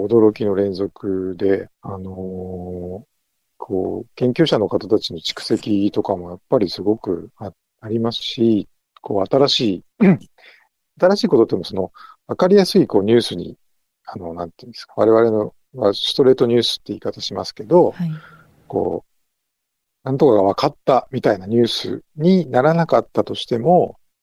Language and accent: Japanese; Yamanashi, Japan; born or raised there; now in Naha, Japan